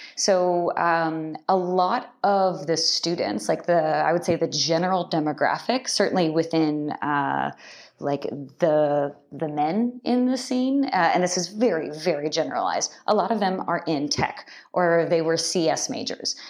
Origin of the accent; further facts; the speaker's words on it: just outside of the Bay Area, California, United States; also born or lived in Irvine, California / Japan; I grew up in California, just outside of the Bay Area